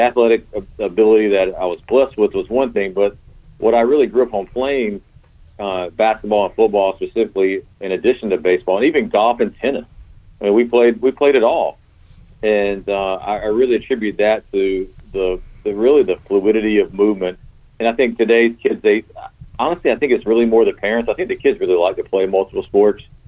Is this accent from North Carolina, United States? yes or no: yes; Garner, North Carolina, United States; also born or lived in Greenville, North Carolina; I grew up in Garner